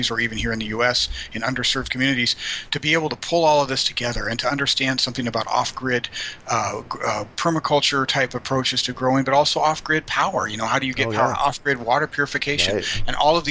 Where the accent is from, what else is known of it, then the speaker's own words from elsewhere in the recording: Colorado, United States; moved away as an adult; now in San Antonio, United States; I'm from Colorado originally